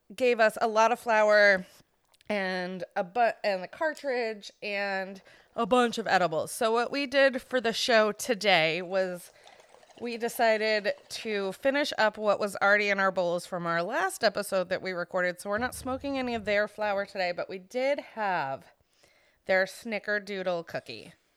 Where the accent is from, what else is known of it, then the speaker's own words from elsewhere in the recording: Florida, United States; also born or lived in Maine; between my sister and I growing up in Florida